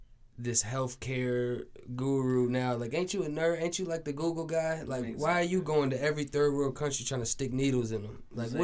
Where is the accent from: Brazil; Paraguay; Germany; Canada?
Paraguay; now in Minnesota, United States; I'm from South America. I'm from a country called Paraguay.